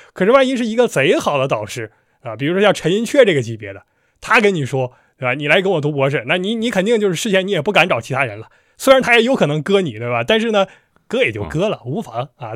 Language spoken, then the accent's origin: Chinese; China; 我们中国人